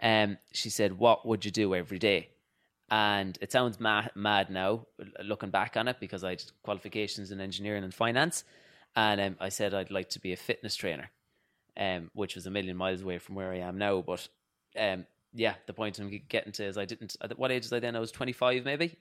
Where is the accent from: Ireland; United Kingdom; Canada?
Ireland; Louisburgh, Connacht; moved away as an adult; now in New York, United States; I grew up in Louisbourg in Mayo, and it's a small village